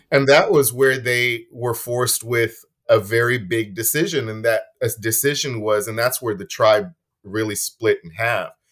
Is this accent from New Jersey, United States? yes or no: no; Texas, United States; as a Karankawa individual and, and being a Texan or living in Houston or whatever city we live